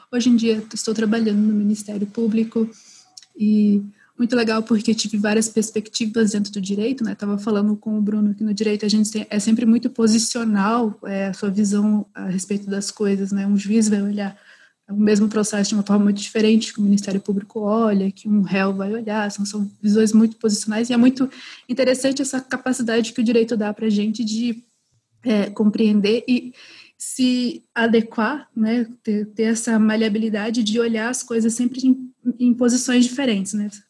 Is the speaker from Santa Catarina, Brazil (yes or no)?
yes; Santa Catarina, Brazil; born there; also born or lived in Minas Gerais; eu sou formada em direito, é, eu sou brasileira.